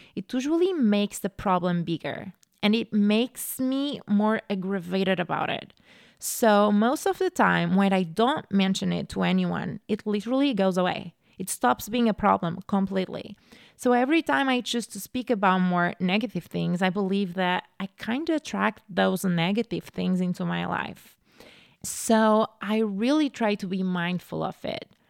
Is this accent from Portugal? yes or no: yes; Portugal; moved away as an adult; now in United States; I'm from Portugal. So I grew up in Portugal.